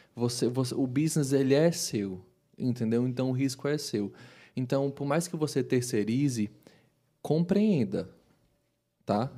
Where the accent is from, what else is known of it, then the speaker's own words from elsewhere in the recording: Brazil; a gente, como brasileiro